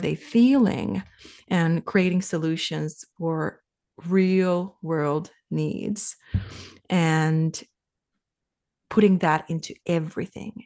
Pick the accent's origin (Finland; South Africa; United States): Finland; moved away as an adult; now in Canada; I'm from Finland, and we, we left for Canada